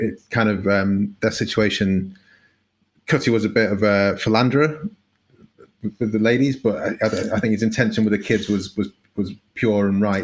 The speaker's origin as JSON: {"language": "English", "country": "United Kingdom", "said": "as a Brit"}